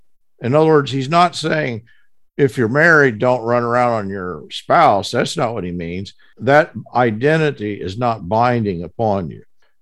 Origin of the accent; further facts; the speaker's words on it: Texas, United States; Yeah, I'm an American, but actually, you understand, I'm from Texas. And, you know, I'm not from just any part of Texas. I'm from the northern. I'm from the panhandle.